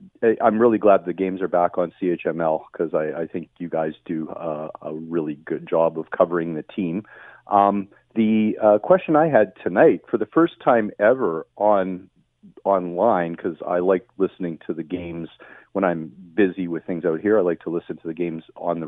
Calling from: Vancouver, British Columbia, Canada

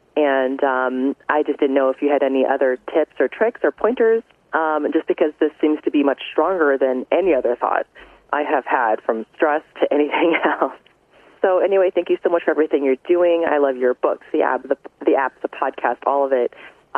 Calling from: Omaha, Nebraska, United States; I'm from Omaha, Nebraska.

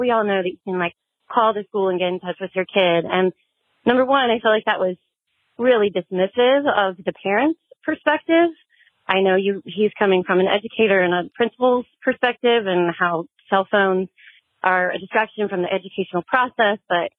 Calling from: North Carolina, United States; I'm from North Carolina.

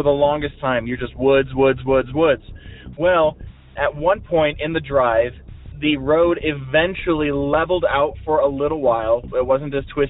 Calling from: Montana, United States; I'm calling you from Montana.

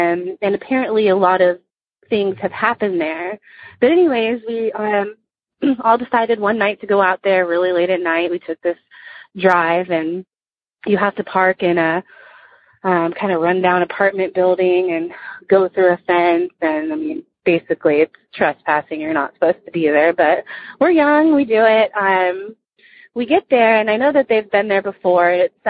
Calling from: Dallas, Texas, United States; Hi, Brewskies. … I'm from Dallas, Texas.

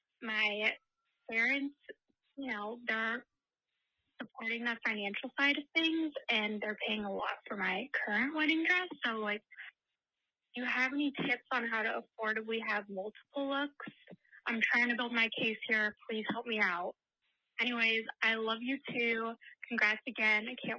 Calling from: Arizona, United States; I'm calling from Arizona.

